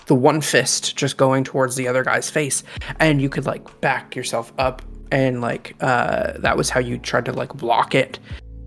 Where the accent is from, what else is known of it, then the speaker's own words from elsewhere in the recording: Canada; as a Canadian